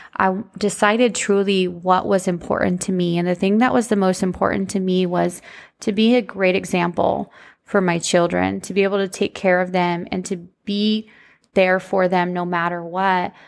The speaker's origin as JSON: {"language": "English", "country": "United States", "tie": "born or raised there", "said": "growing up in the country, shout out, if you guys didn't know, I'm from Polk County"}